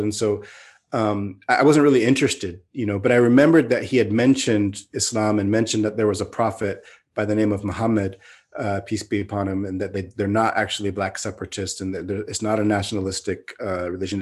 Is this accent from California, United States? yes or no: yes; Mountain View, California, United States; moved away as an adult; now in Turkey; I grew up in in California, in the Bay Area, in the the mid '70s. I was born in 1973 in Mountain View, California